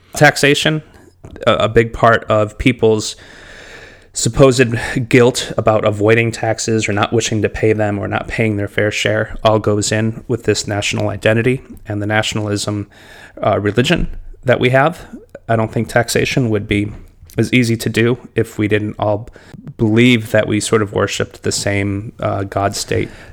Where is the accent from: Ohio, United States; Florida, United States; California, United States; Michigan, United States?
Michigan, United States; Detroit; I grew up in Detroit, Michigan.